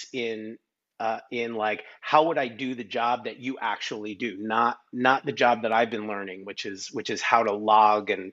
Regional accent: New York, United States; I grew up in New York

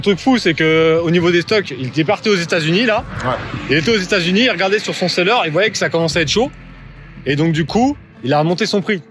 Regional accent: Paris, Île-de-France, France; on sent que je suis de Paris

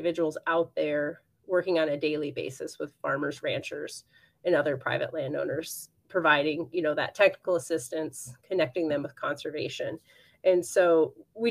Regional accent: southern Michigan, United States; I did grow up on a farm and cattle operation in southern Michigan. So I'm originally from Michigan

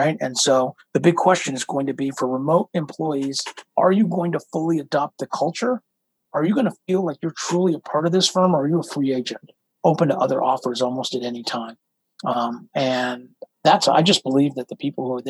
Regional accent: United States; we're American

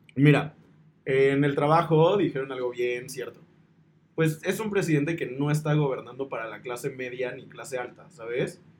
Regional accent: Mexico; esa hermandad que nos caracteriza como pueblo mexicano

